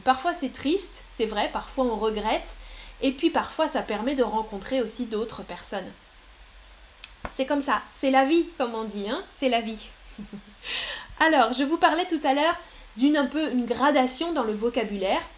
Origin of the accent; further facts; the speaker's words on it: France; moved away as an adult; J'ai toujours habité en France. Je suis née en France et, euh, j'ai habité en France jusque, euh, récemment